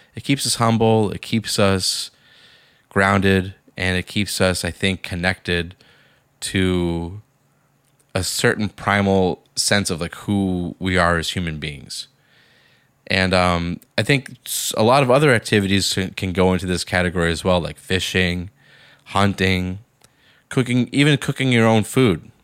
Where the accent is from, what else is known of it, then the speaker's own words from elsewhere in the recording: Boston, Massachusetts, United States; I grew up in Boston, Massachusetts